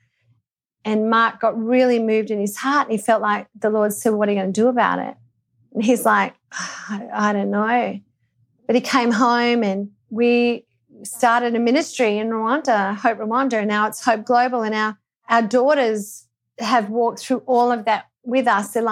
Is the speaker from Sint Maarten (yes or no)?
no; Australia; growing up in Australia